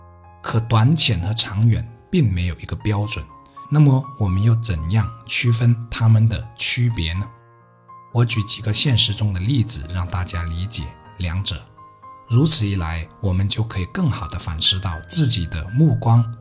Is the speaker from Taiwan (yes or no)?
no; Heyuan, Guangdong, China; 他母亲来河源，也就是我家乡所在的城市买菜时，是很开心的